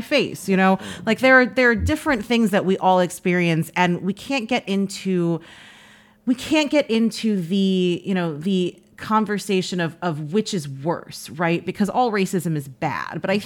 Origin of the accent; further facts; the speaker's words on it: New York City, New York, United States; I grew up in Washington Heights.